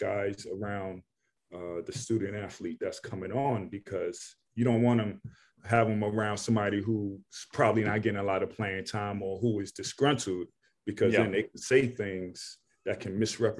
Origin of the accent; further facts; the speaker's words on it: New York City, New York, United States; And I'm from New York City, you know, Ed Coder, Shamon Williams.